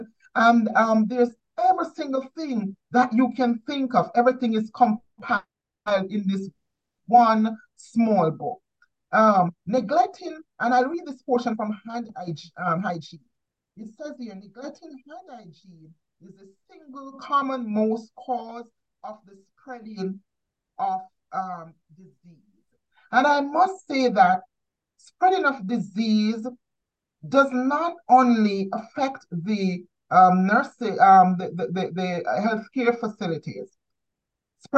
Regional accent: Jamaica; growing up in Jamaica

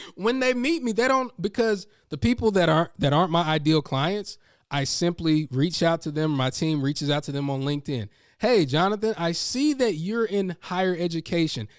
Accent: North Carolina, United States; I'm from North Carolina

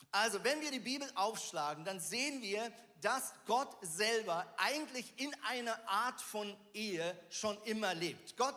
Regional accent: Switzerland; born there; ich bin ja Schweizer gebürtig

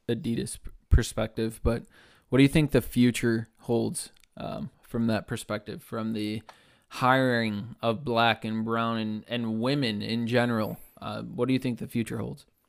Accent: Chicago, Illinois, United States; growing up in Chicago

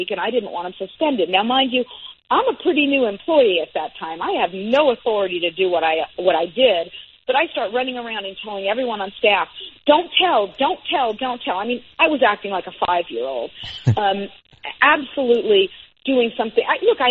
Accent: Los Angeles, California, United States; also born or lived in Bay Area; I came back down to my hometown of Los Angeles

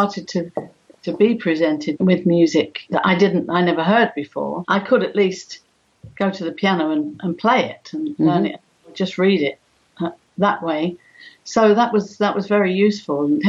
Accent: London, United Kingdom; I was born in the East End of London, very, very underprivileged people there, but very, very gregarious. All the families would get together

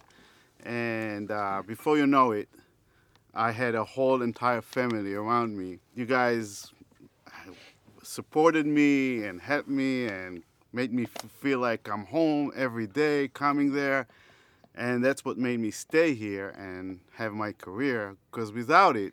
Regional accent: Israel; moved away as an adult; now in United States; I came from Israel

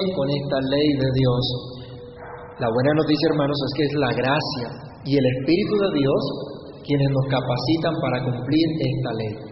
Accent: Colombia

